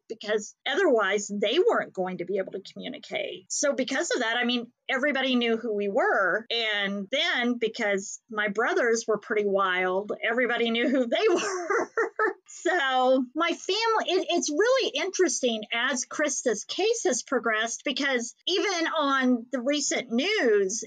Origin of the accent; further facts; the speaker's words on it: Haysville, Kansas, United States; In the 70s and 80s, that's when we grew up in Hayesville, Kansas.